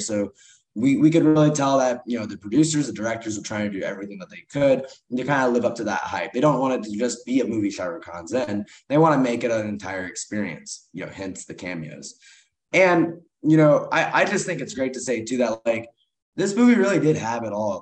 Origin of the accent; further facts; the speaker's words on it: Kansas City, United States; the Kansas City Chiefs, my hometown team